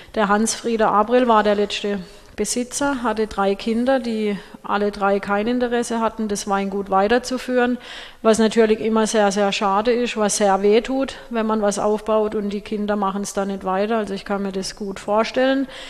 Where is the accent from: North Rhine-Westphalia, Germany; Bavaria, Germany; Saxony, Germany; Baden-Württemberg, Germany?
Baden-Württemberg, Germany; Schelingen; in Schälingen